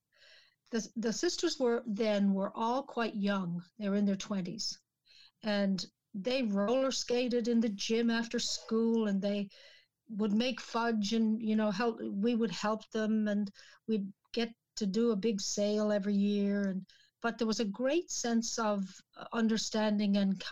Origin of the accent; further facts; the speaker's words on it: St. John's, Newfoundland and Labrador, Canada; moved away; we actually lived in the city in St. John's